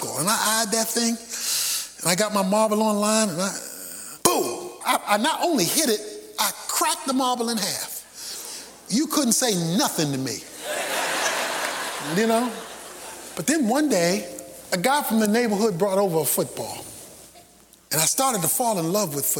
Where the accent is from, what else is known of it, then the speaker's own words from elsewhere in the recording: Baltimore, Maryland, United States; When I was a boy growing up in Baltimore as a young kid